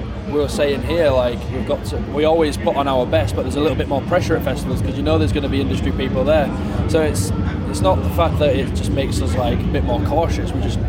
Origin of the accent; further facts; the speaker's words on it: Leeds, Yorkshire and the Humber, United Kingdom; In my hometown, for example, Leeds